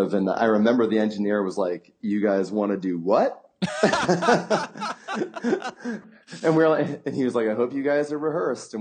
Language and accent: English; Denver, Colorado, United States; moved away as an adult; also born or lived in Bloomington, Indiana; Born and raised in Denver. Lived in the same house my whole life until I went to college in Indiana